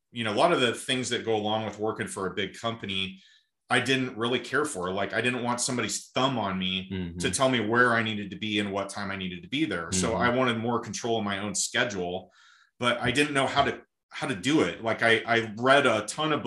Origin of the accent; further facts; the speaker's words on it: Malvern, Iowa, United States; I'm from a small town in Southwest Iowa called Malvern